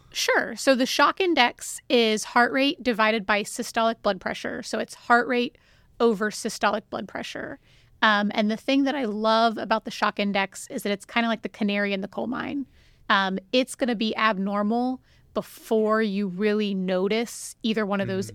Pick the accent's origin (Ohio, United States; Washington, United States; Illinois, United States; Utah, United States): Ohio, United States; moved away as an adult; also born or lived in Cincinnati, Ohio / Albuquerque, New Mexico; now in Sugar Land, United States; I am from Ohio